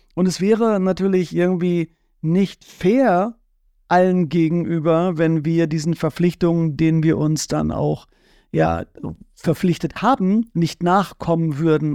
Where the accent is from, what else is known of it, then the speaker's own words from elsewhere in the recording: Bad Bentheim, Lower Saxony, Germany; Ich bin ja in Bad Bentheim aufgewachsen.